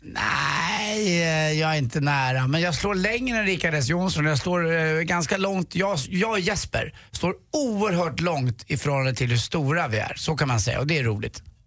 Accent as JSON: {"language": "Swedish", "country": "Sweden", "said": "som svensk då"}